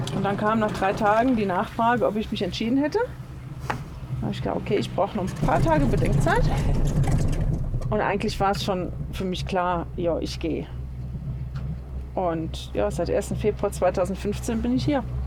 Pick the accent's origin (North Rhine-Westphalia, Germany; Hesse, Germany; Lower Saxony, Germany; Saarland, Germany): Saarland, Germany; Saarbrücken; also born or lived in Mülheim an der Ruhr / Ruhr area; now in Lenzerheide, Switzerland; ursprünglich komme ich ja auch nicht aus Mülheim, sondern aus Saarbrücken, aus dem schönen Saarland